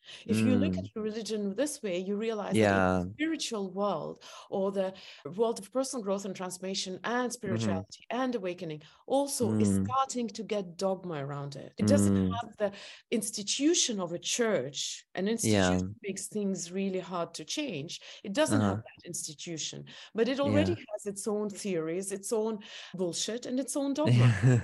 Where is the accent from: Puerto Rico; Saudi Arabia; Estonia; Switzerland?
Estonia; English is a second language; I come from Estonia.